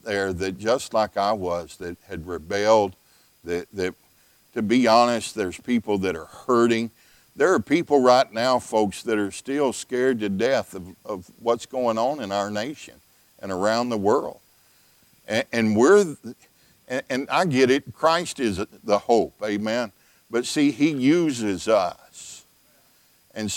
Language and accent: English; the South, United States; also born or lived in Texas; now in Illinois, United States; I'm from the South